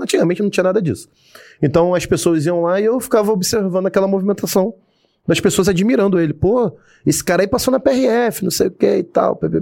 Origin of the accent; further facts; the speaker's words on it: Belford Roxo, Rio de Janeiro, Brazil; also born or lived in Nova Iguaçu; Nascido e criado no Rio de Janeiro. Mas, Rio de Janeiro não, né? Baixada Fluminense